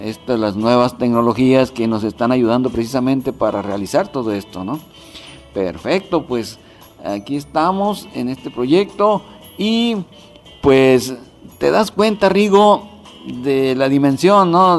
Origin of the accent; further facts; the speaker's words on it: Pueblo Yaqui, Sonora, Mexico; now in Toronto, Canada; es mi pueblo, que quiero mucho